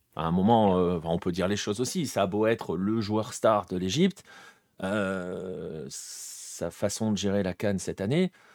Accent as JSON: {"language": "French", "country": "France", "said": "en tant que Français"}